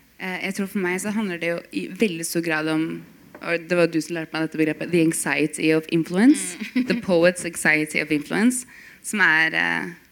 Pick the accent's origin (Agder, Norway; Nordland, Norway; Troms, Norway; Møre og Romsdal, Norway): Nordland, Norway; Bodø; Jeg er født i Bodø